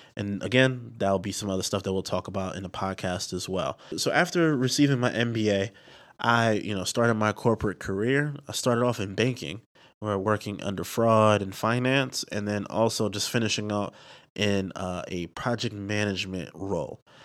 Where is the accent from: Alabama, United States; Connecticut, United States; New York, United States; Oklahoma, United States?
New York, United States; New York City; also born or lived in Delaware